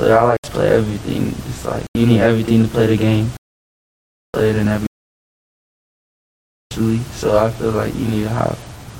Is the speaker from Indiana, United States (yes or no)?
no; El Paso, Texas, United States; I'm from El Paso